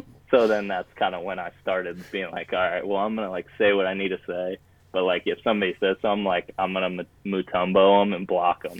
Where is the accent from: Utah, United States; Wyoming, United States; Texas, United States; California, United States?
California, United States; Bay Area; growing up in the Bay Area